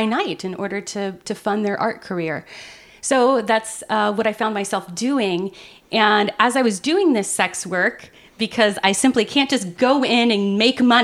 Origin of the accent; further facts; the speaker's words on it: Loveland, Ohio, United States; I grew up in Southern Ohio, and it was a rather sex negative environment, despite the fact that it was Loveland, Ohio